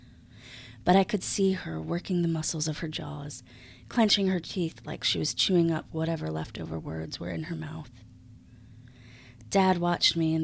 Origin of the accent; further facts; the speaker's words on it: Buffalo, New York, United States; moved away as an adult; now in Charlotte, United States; I grew up in Buffalo, and I moved to Charlotte about 10 years ago